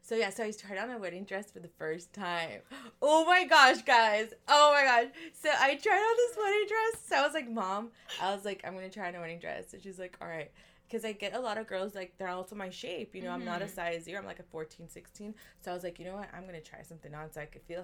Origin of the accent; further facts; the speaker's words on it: Compton, California, United States; also born or lived in Downey, California; I grew up in Compton, but I went to school here in Downey